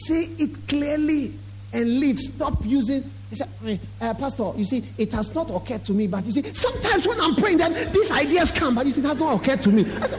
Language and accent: English; Winneba, Central Region, Ghana; And I know he's from Winneba. I'm also from Winneba.